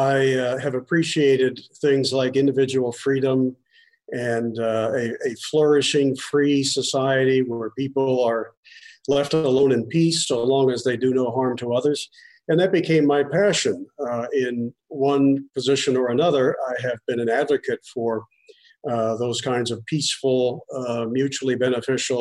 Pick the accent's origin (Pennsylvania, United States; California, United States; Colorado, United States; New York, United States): Pennsylvania, United States; moved away; also born or lived in Michigan; I was born in Pennsylvania